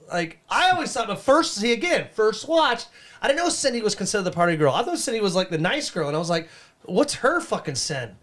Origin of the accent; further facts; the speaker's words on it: Canada; I'm from Canada